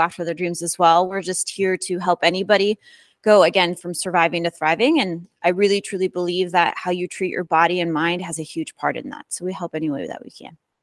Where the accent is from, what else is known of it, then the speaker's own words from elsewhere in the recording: Midwest, United States; born and raised in the Midwest.